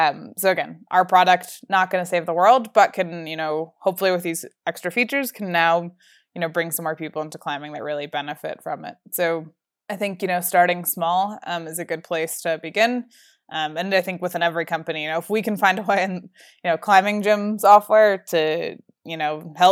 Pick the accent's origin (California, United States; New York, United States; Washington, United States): New York, United States; now in Colorado, United States; I grew up outside of Manhattan and just assumed that was how everyone works. Colorado is way chiller than anywhere I've ever lived before.